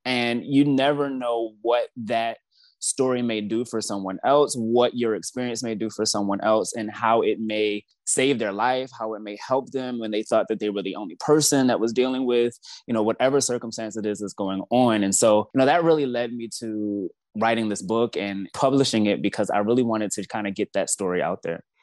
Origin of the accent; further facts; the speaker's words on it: Baltimore, Maryland, United States; now in Washington, D.C., United States; I'm originally from Baltimore, Maryland